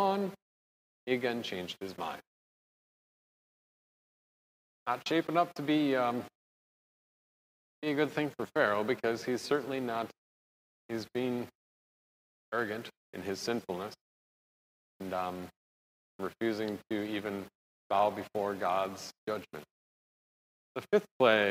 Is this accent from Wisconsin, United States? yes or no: yes; Wisconsin, United States; I'm from Wisconsin.